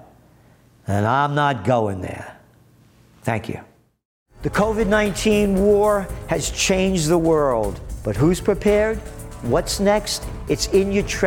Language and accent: English; New York City, New York, United States; Born in the Bronx